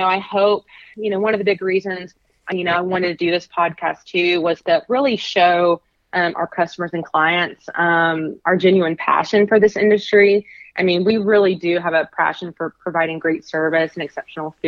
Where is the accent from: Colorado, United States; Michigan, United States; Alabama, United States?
Alabama, United States; I'm from Alabama